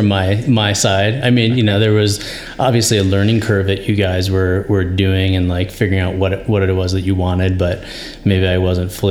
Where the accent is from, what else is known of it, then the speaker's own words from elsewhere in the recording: New York, United States; also born or lived in Fairfax, Virginia; now in Boulder, United States; which was not how I grew up in New York